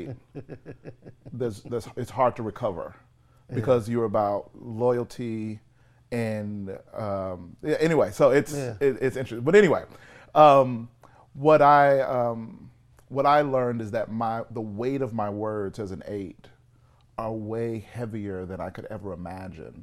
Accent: Mississippi, United States; I'm from Mississippi

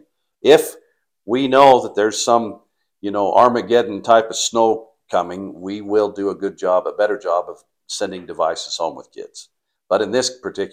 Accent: Paris, Idaho, United States; moved away; I grew up in Paris, Idaho

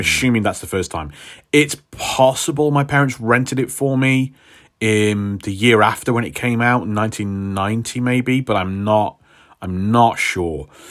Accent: United Kingdom; us Brits

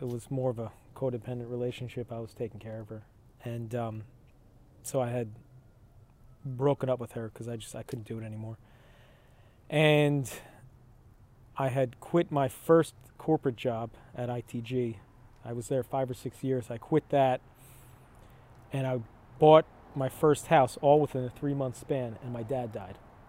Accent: Manalapan, New Jersey, United States; Grew up in Manalapan. Manalapan

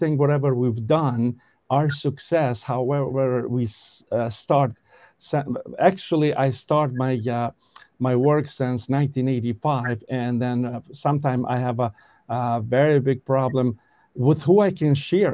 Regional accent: Kosovo; English is a second language; moved away as an adult; now in Connecticut, United States; I started this training in 1985 in Kosovo. I'm originally from Kosovo. And I do apologize to people if I don't speak very 100% English good

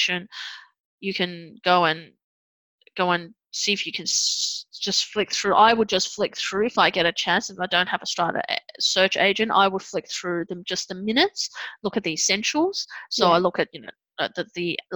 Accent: Sydney, New South Wales, Australia; I'm from Sydney

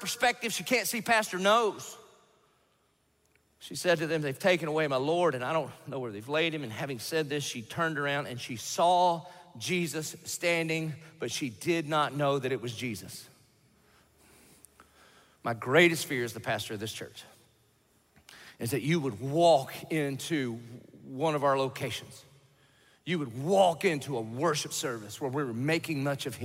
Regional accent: the South, United States; I grew up in the South

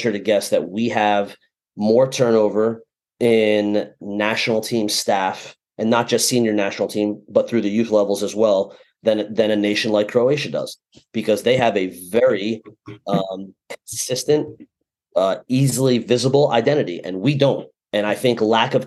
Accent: United States

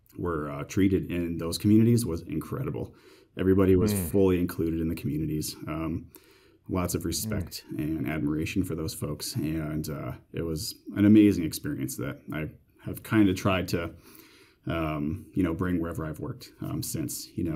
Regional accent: Queensbury, New York, United States; I actually grew up in upstate New York, closer to Canada than New York City, in a place called Queensbury. It's kind of on the Vermont, New York border, halfway up, essentially. Grew up there

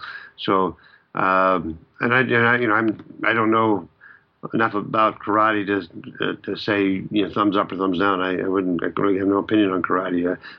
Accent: California, United States; because I'm from California

